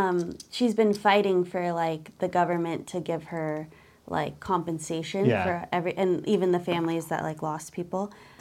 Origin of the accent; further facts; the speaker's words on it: Agoura Hills, California, United States; When I say that I grew up in Agora